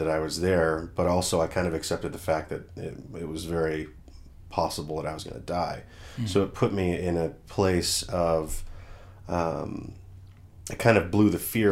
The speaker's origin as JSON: {"language": "English", "town": "Portland", "region": "Oregon", "country": "United States", "moved": "yes", "said": "I was from Portland, Oregon originally"}